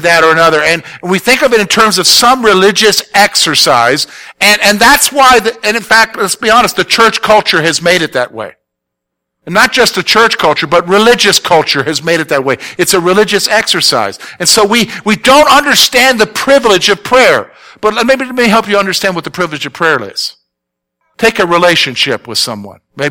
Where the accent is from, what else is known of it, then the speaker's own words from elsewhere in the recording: the South, United States; moved away; I'm from the South. I don't speak right